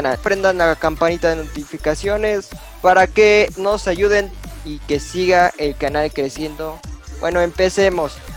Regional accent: Mexico; como somos de México, y hay que hablar del balompié nacional mexicano.

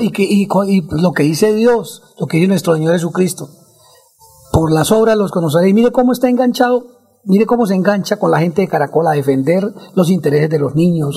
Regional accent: Bucaramanga, Santander, Colombia; ahí donde yo nací, yo nací en la carrera 12 con la calle 33

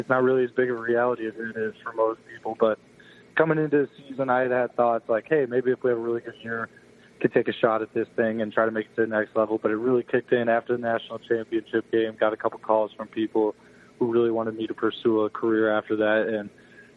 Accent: Naperville, Illinois, United States; Naperville is, it's my hometown, I grew up here

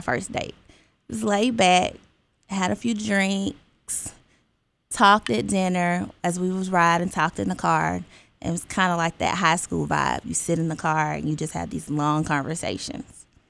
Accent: Alabama, United States; moved away as an adult; also born or lived in Georgia; now in Stockbridge, Georgia, United States; I'm originally from Alabama, you're Bama girl, but I've been in Georgia for six years

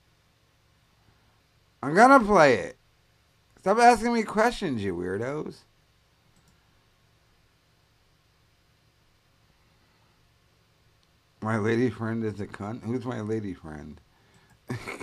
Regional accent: Rhode Island, United States; I'm from Rhode Island.

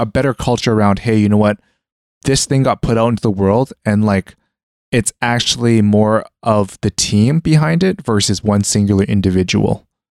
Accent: Canada; moved away; growing up in Canada in the middle of, like, nowhere

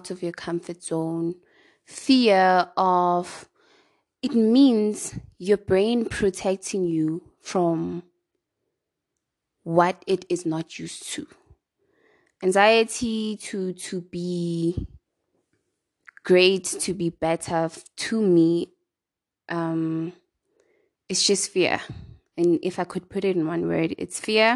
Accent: East Rand, Gauteng, South Africa; I'm from the East Rand

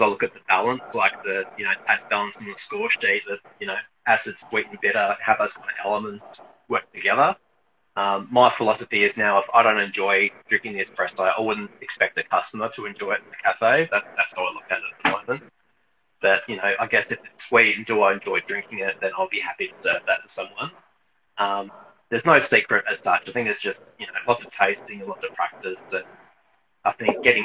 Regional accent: Hobart, Tasmania, Australia; I'm originally from Hobart in Tasmania

